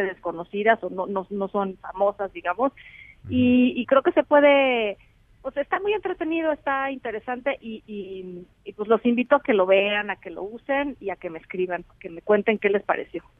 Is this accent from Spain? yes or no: no; Mexico; ese mosaico que somos los mexicanos